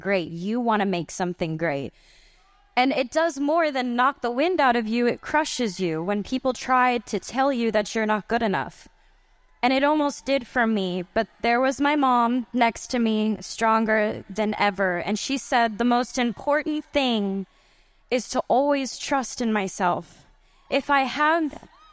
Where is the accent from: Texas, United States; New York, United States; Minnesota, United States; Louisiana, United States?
Texas, United States; Grand Prairie; I'm from Grand Prairie, Texas